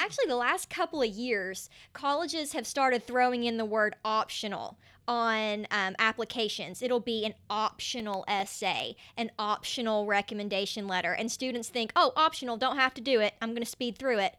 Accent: Canova, West Virginia, United States; moved away as an adult; also born or lived in New York City / Gainesville; now in Charleston, United States; I am from a very small town in West Virginia. It's called Canova. And in case you couldn't tell with my accent, um, Canova is right on the borders of Ohio and Kentucky, just to give you an idea. And, um, that's where I grew up.

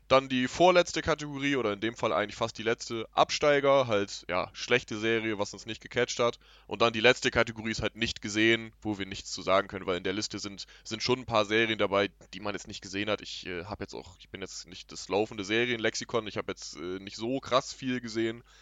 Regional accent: Germany; ich bin selber Deutscher

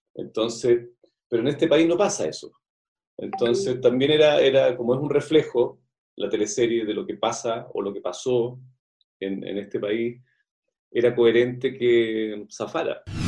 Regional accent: Santiago, Santiago Metropolitan Region, Chile; desde los ocho años en adelante, siempre vivíamos en el Parque Bustamante

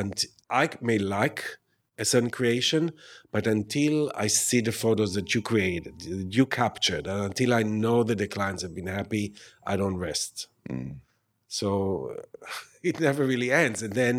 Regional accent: New York, United States; I'm a New Yorker.

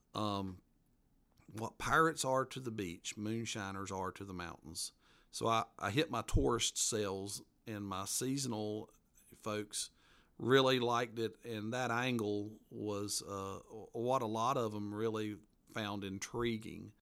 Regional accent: Appalachia, United States; accent: mountain accent; my mountain accent

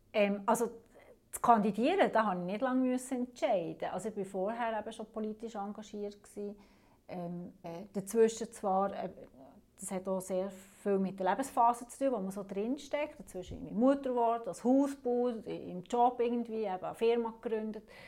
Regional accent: Alterswil, St. Antoni and Tafers, Fribourg, Switzerland; dort, wo ich herkomme, also das sind drei Gemeinden, das ist Alderschwil, Santoni und Tafers

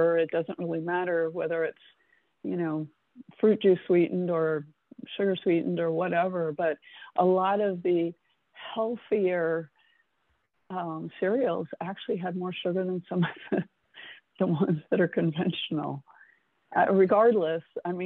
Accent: South Florida, United States; moved away; I grew up in South Florida.

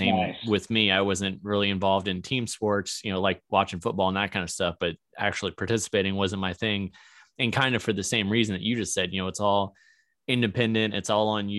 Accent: Virginia, United States; now in Missouri, United States; I'm from Virginia. I'm in Missouri now

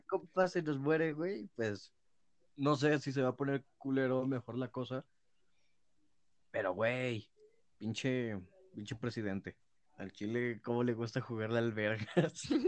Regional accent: Mexico; Somos tantos mexicanos

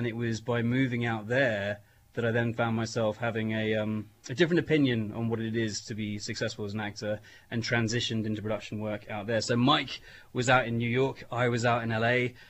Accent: United Kingdom; now in Erie, United States; my driving license for the longest time was still a UK driving license.

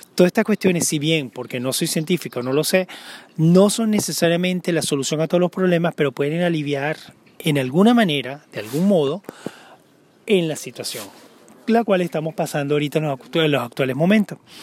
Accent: Venezuela; moved away as an adult; now in Denmark

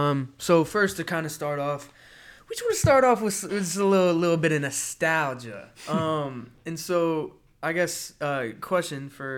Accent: Florida, United States; also born or lived in Atlanta, United States; Man, for me, so I was born in Atlanta, Georgia, but then I moved to Florida when I was like really young. And so I'm a Florida boy.

